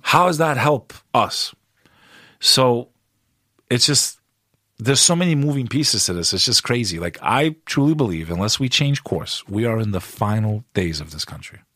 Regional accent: United States; also born or lived in Kosovo; as an American

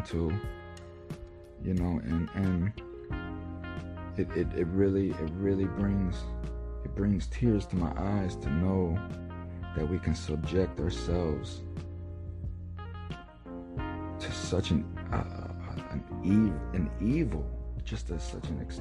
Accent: United States; us as an American society

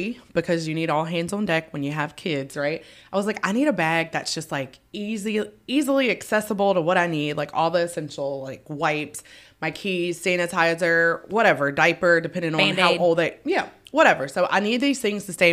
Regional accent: Baton Rouge, Louisiana, United States; I'm from Baton Rouge, Louisiana, born and raised.

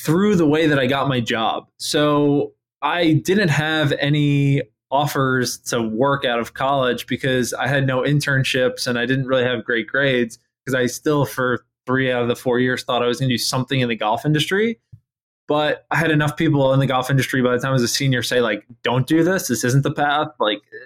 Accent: New York, United States; moved away as an adult; also born or lived in North Carolina; where I grew up in New York

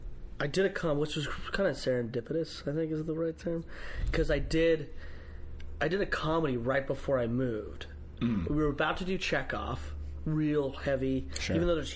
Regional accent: Utah, United States; now in Los Angeles, United States; I'm from Utah

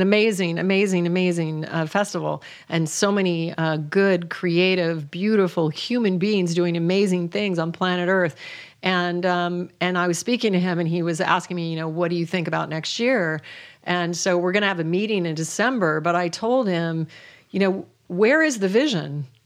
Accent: Alaska, United States; moved away; I was raised in Alaska

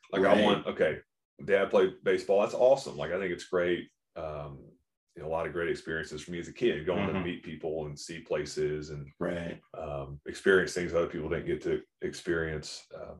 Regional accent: Jacksonville, Florida, United States; moved away as an adult; also born or lived in Baltimore; Because I grew up in Jacksonville, so flat.

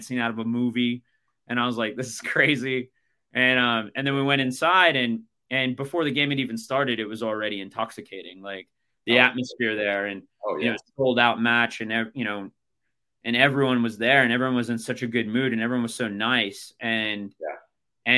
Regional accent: Los Angeles, California, United States; also born or lived in Newcastle upon Tyne; now in San Diego, United States; growing up in the Los Angeles area

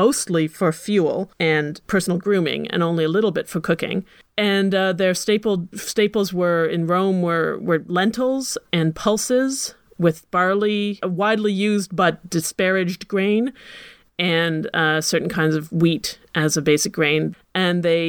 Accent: Ottawa, Ontario, Canada; I grew up at the same time in Ottawa

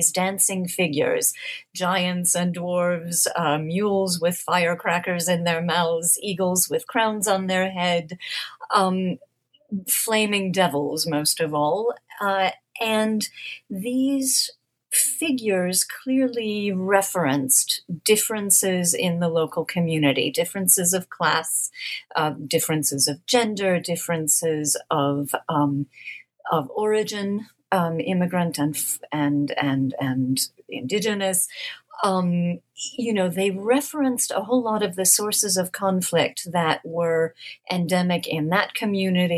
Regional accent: United States; as an American

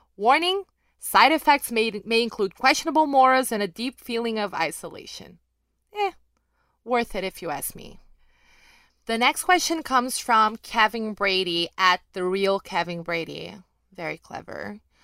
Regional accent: Rio de Janeiro, Brazil; accent: mild; English is a second language; I picked all of that up right, right at the mean streets of Rio de Janeiro, Brazil

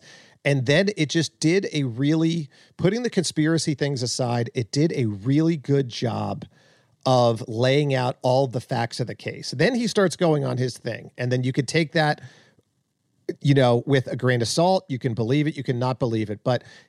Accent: Long Island, New York, United States; I was living on Long Island. Like I was in an apartment, you know, just pumping gas or something. No, I was with my parents. I was growing up on Long Island.

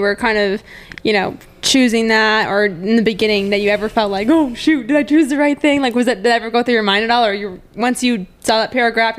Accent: Green Bay, Wisconsin, United States; now in Springfield, United States; I'm from Green Bay.

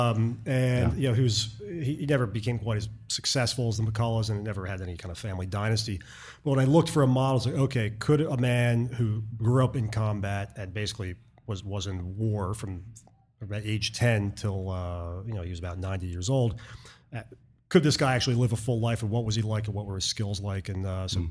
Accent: Baltimore, Maryland, United States; moved away as an adult; also born or lived in New York City / Boston / rural New York State / Texas; I was from Baltimore and I'd lived in the Northeast, uh, New York City, and Boston, and rural New York State

